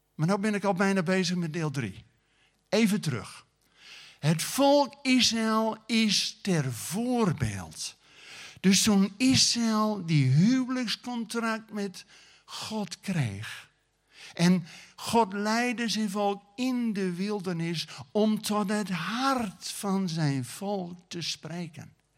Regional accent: Groningen, Netherlands; also born or lived in Friesland; ben een Groninger, maar met Friese ouders

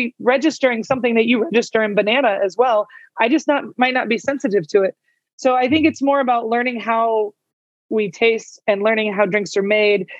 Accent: California, United States; now in Albuquerque, United States; I grew up in California.

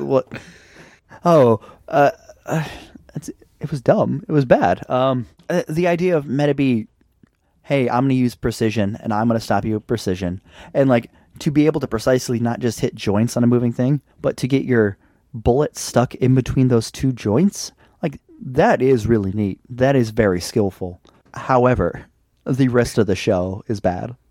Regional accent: United States; I'm an American

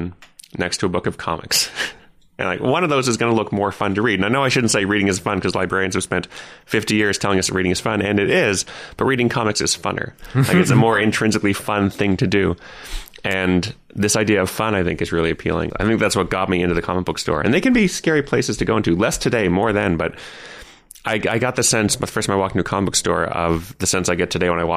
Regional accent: Ottawa, Ontario, Canada; moved away as an adult; also born or lived in Toronto; I grew up in Ottawa, our nation's capital

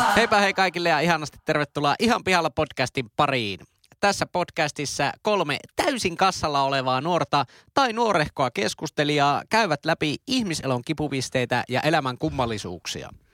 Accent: Oulu, North Ostrobothnia, Finland; accent: Oulu dialect

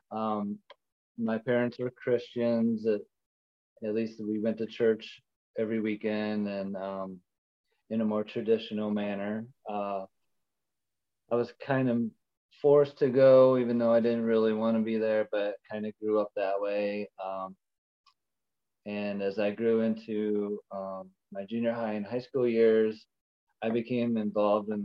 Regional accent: Ohio, United States; moved away as an adult; We are from Ohio originally. We moved out here 2 years ago during the pandemic

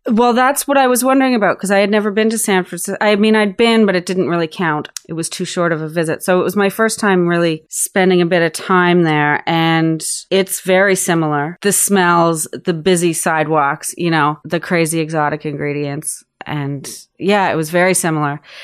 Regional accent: Prince Edward Island, Canada; moved away as an adult; also born or lived in Alert Bay, British Columbia / Vancouver / Austin; now in Toronto, Canada; I grew up in Prince Edward Island, and then moved to Vancouver after high school

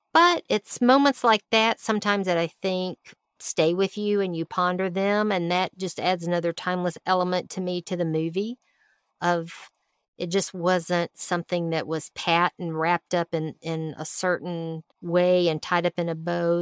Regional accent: Alabama, United States; moved away; I was from Alabama

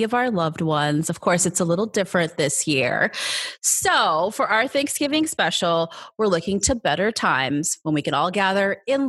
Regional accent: San Mateo, California, United States; I was born and raised in San Mateo, California, a tiny city on the peninsula in California on the West Coast

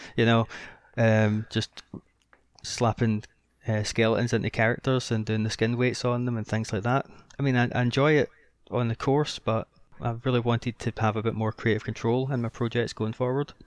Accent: Scotland, United Kingdom; I'm Scottish

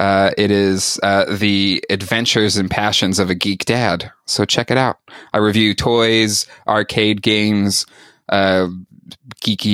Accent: San Diego, California, United States; As a San Diego native, I'm not a Canadian native. I'm a San Diego native

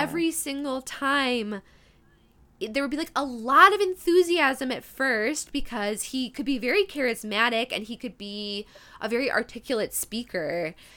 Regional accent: Midwest, United States; accent: Midwest; my Midwest accent

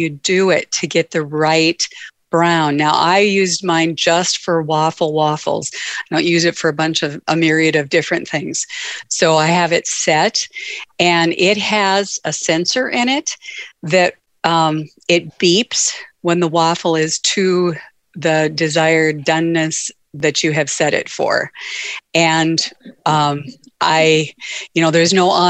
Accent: Edgeley, North Dakota, United States; I'm from Edgeley, North Dakota

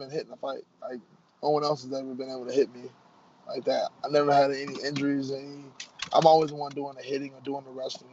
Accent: Chicago, Illinois, United States; I'm from Chicago.

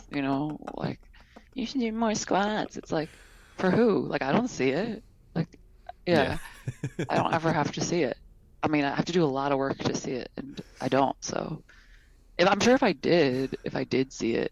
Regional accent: Detroit, Michigan, United States; moved away as an adult; now in San Francisco, United States; I'm from Detroit

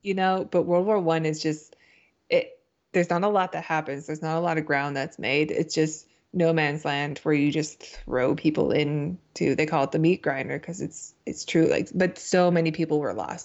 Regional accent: Canada; also born or lived in United States; I'm Canadian

